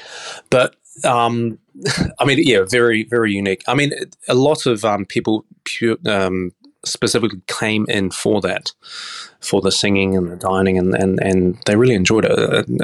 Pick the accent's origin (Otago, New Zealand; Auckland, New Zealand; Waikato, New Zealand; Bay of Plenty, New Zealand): Auckland, New Zealand; now in Australia; New Zealand, growing up in Auckland, can be quite a small place.